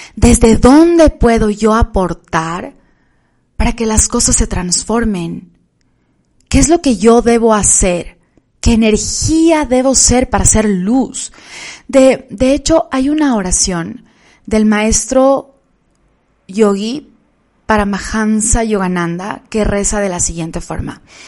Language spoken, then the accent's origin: Spanish; Quito, Pichincha, Ecuador; en la ciudad de Quito, donde vivo, de donde soy